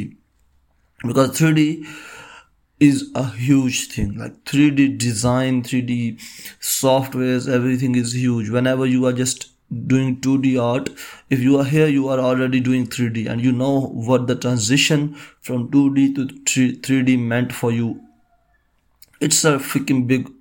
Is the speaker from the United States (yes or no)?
no; Pakistan; I am from Pakistan